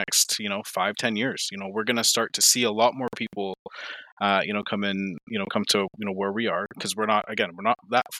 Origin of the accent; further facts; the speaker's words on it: Ottawa, Ontario, Canada; now in rural Ontario, Canada; We're coming from Ottawa into the rural life